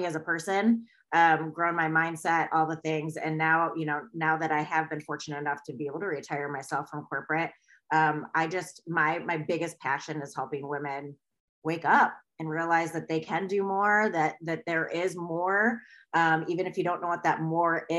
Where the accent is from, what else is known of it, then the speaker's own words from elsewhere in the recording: Ann Arbor, Michigan, United States; also born or lived in London / New York City; I live in Michigan and I grew up like in Ann Arbor, which is a college town